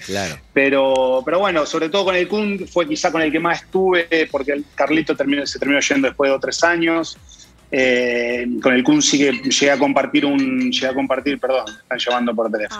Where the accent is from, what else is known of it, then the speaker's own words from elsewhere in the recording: Arrecifes, Buenos Aires Province, Argentina; en Arrecifes, de donde soy